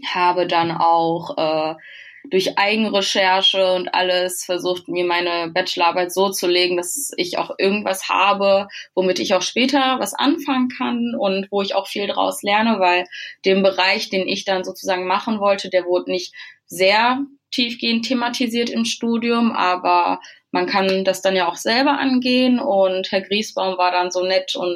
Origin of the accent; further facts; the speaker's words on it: Bad Salzuflen, North Rhine-Westphalia, Germany; moved away as an adult; now in Hamburg, Germany; die war zu dem Zeitpunkt noch in meiner Heimat, in dem kleinen Örtchen Bad Salzuflen.